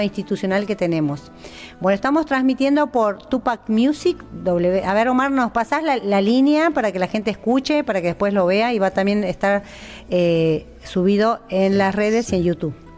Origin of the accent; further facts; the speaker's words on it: Perico, Jujuy, Argentina; comunidades como el Pongo, de donde soy yo, de Perico